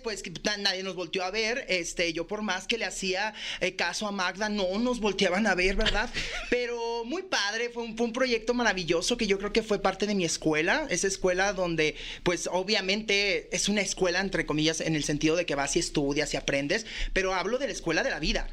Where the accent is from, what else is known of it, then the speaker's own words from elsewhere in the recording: Mexico; así somos los mexicanos